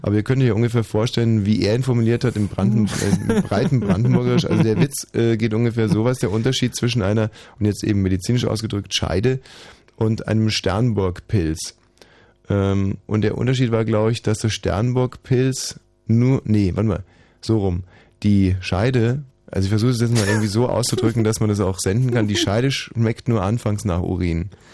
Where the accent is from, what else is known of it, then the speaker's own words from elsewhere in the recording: Germany; ich bin ein Deutscher. Und wir Deutschen